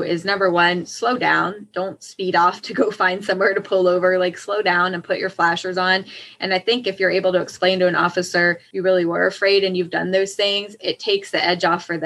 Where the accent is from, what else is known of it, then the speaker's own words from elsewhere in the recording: Woodbridge, Virginia, United States; I grew up in Woodbridge.